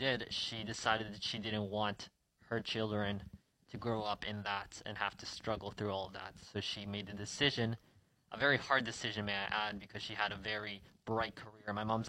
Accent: Winnipeg, Manitoba, Canada; also born or lived in Venezuela; I was born in Venezuela, and when I turned 1 year old, my family immigrated here to Canada. So I've pretty much grown up here in Winnipeg my entire life. I learned Spanish from my parents

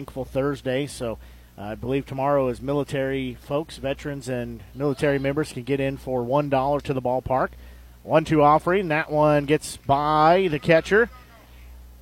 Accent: United States; I know from growing up in Nevada

